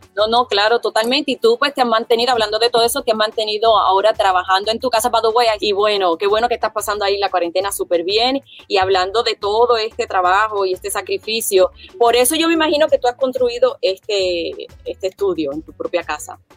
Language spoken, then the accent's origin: Spanish; Puerto Rico; como puertorriqueña